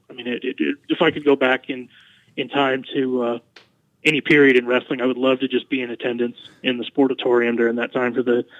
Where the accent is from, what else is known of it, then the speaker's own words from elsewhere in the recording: Colorado Springs, Colorado, United States; I actually grew up in Colorado Springs.